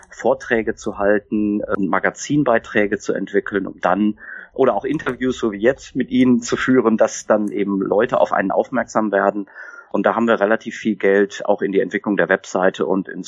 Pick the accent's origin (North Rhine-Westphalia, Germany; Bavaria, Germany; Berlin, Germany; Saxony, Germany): North Rhine-Westphalia, Germany; born there; Also ich bin geboren im Sauerland habe dann äh, Betriebswirtschaftslehre studiert an der Uni in Siegen